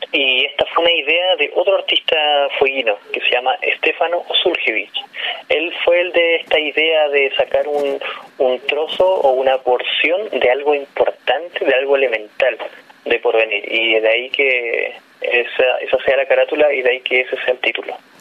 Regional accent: Tierra del Fuego, Magallanes and Chilean Antarctica, Chile; evidentemente soy de allá, de Tierra del Fuego

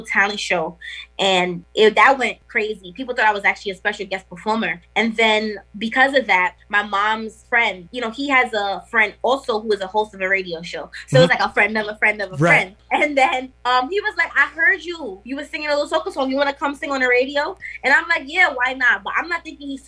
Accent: New York City, New York, United States; also born or lived in Trinidad and Tobago; I was born in New York. So it's like that authenticity is there on both ends. I'm fully invested in my culture. Damn near grew up in Trinidad. And then it's like I'm from Brooklyn

